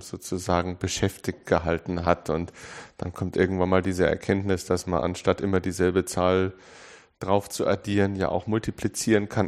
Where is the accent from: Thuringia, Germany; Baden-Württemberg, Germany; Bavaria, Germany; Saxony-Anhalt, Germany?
Bavaria, Germany; Munich; ich bin in München geboren